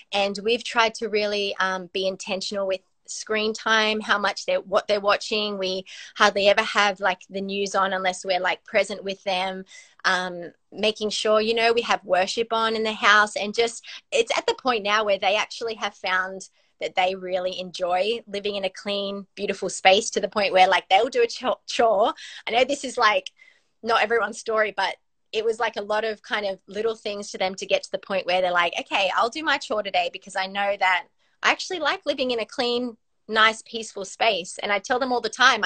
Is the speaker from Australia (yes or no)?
yes; Australia; moved away as an adult; now in California, United States; we were, you know, born and raised in Australia.